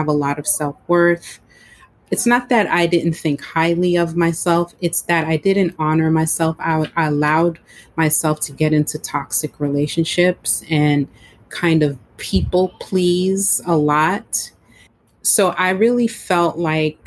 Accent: New York, United States; also born or lived in Florida; My home state is New York

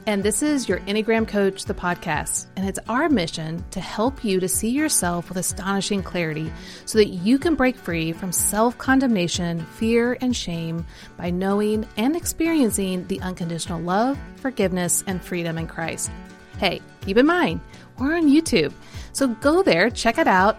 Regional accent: Kansas City, United States; accent: Midwestern; I grew up in Kansas City, so it's very Mid, Midwestern accent

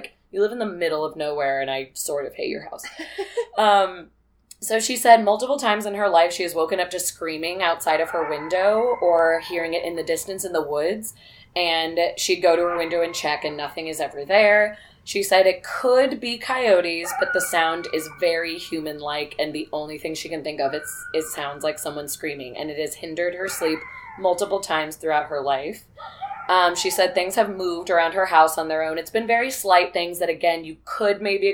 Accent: Peoria, Illinois, United States; I'm from Peoria

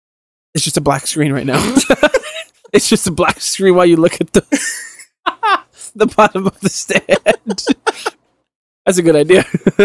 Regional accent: New York City, New York, United States; I'm from Brooklyn.

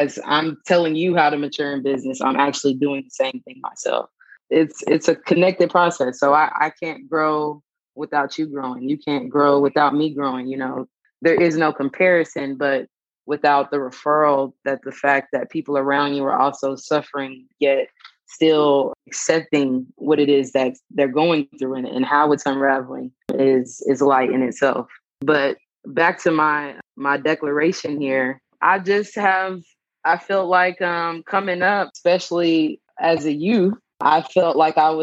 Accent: Dallas, Texas, United States; also born or lived in Austin, Texas; I'm from Dallas, born and raised, went to school in Austin at UT, graduated in 2015, moved back to Dallas, and currently reside here.

